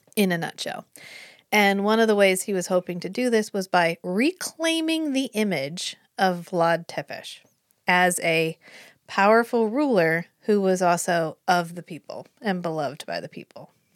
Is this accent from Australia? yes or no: no; United States; we're from America